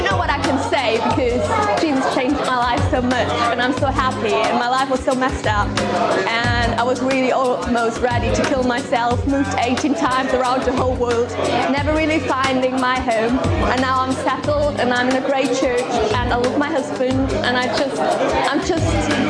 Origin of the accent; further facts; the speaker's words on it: Germany; now in England, United Kingdom; I'm German. I came from Germany to England, and I'm married now.